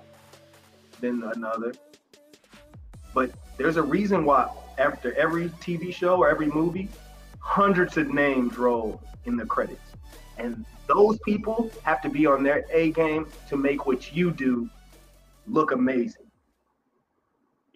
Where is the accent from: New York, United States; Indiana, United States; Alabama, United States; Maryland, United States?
Indiana, United States; Indianapolis; moved away as an adult; also born or lived in Akron, Ohio; now in Atlanta, United States; born and raised in Indianapolis